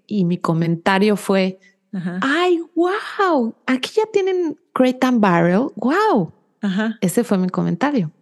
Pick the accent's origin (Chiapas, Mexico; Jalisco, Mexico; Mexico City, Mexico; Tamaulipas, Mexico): Mexico City, Mexico; moved away as an adult; now in United States; yo nací y crecí en la Ciudad de México